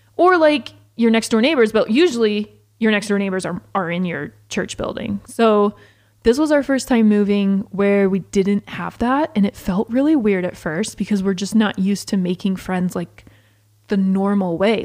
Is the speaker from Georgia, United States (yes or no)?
yes; Georgia, United States; now in St. George, United States; growing up in Georgia